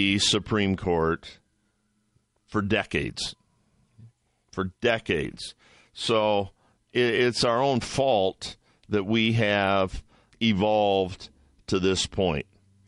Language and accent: English; Michigan, United States; moved away as an adult; now in Toledo, United States; I grew up in Michigan, went to Adrian College.